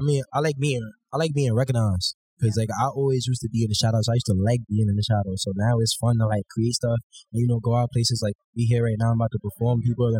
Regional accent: New York City, New York, United States; you know. I'm a rapper, creative, you know. I'm from Brooklyn, born and raised.

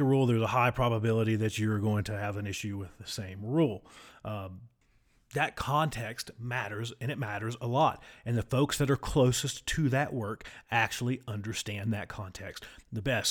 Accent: United States; accent: hillbilly; my wonderful hillbilly accent.

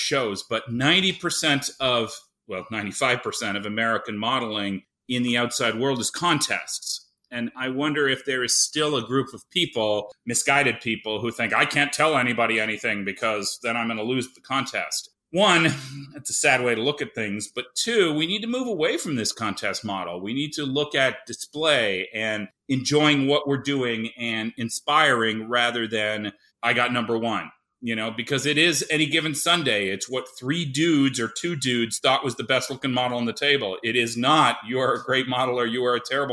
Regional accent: Canada; now in Seattle, United States; growing up in Canada

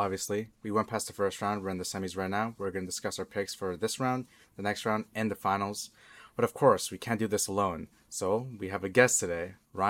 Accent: Toronto, Ontario, Canada; I'm gonna have to say Raptors. Just because like, you know, I grew up

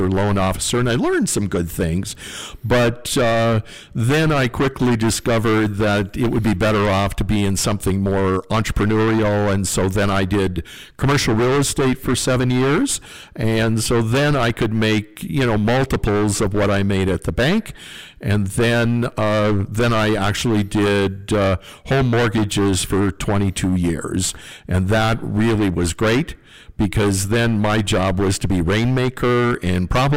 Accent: North Dakota, United States; growing up on the farm

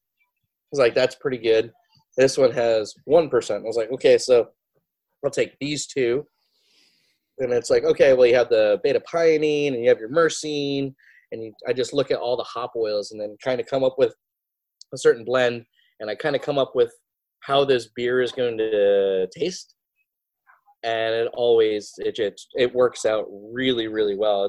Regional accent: Altamont, New York, United States; I'm originally from that area. It's like, oh, we're a small town called Altamont.

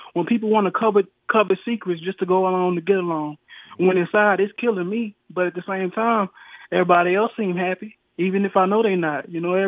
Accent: the South, United States; also born or lived in El Dorado, Arkansas; I'm from the South

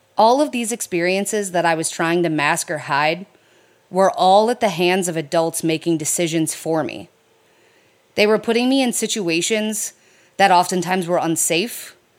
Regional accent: Detroit, Michigan, United States; I was raised in the Metro Detroit area of Michigan.

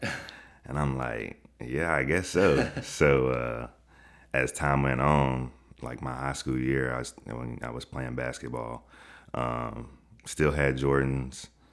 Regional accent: Chattanooga, Tennessee, United States; now in Atlanta, United States; I'm from Chattanooga, Tennessee

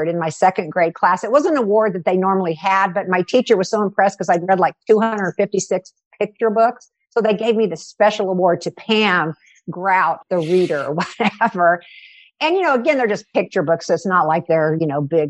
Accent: Kansas, United States; also born or lived in Kentucky; My father was a Methodist minister, so he got an assignment in Kansas when I was four. So we moved to Kansas at that time.

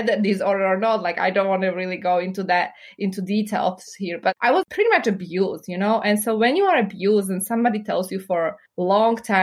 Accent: Slovakia; English is a second language; moved away as an adult; also born or lived in Chicago, United States / New York, United States; now in United States; I was born and raised in Slovakia

